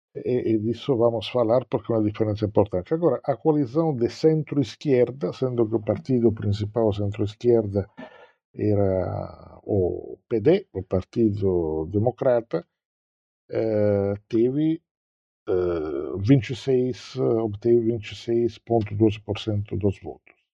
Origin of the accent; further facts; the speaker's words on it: Southern Italy, Italy; moved away; o sul da Itália, que é a região uma, de onde eu venho